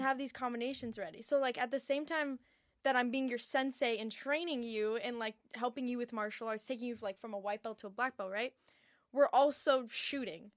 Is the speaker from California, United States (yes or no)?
yes; Encinitas, California, United States; I'm from Encinitas, San Diego. It's, it's a small little beach town, so I grew up pretty chill